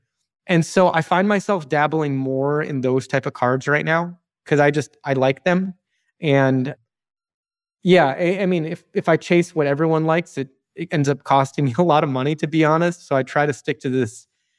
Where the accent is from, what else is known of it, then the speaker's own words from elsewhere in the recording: Chicago, Illinois, United States; Weirdly, I grew up in Chicago and I don't collect Michael Jordan.